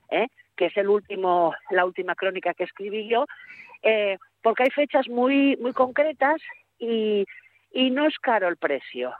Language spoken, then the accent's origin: Spanish; Gijón, Asturias, Spain; Yo que soy de Puerto de Mar